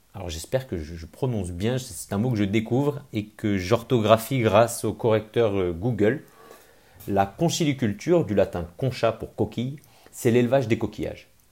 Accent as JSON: {"language": "French", "town": "Grenoble", "region": "Auvergne-Rhône-Alpes", "country": "France", "said": "je suis grenoblois"}